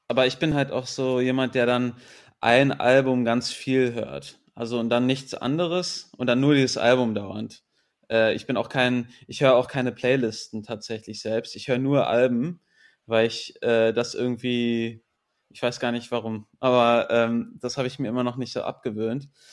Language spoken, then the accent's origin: German; Berlin, Germany; also born or lived in England; ich bin in Berlin groß geworden, bilingual aufgewachsen